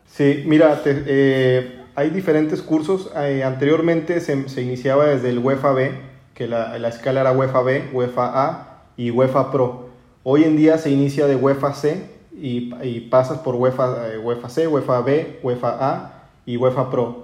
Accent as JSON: {"language": "Spanish", "town": "Torreón", "region": "Coahuila", "country": "Mexico", "also_born_or_lived": "Spain", "said": "soy, de Torreón"}